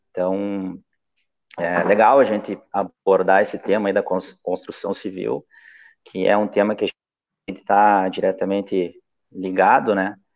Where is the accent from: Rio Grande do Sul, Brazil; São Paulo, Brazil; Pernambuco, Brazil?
Rio Grande do Sul, Brazil; Santo Ângelo; also born or lived in Ijuí; Bom, eu nasci em Juí, mas com oito anos vim para Santo Ângelo, né?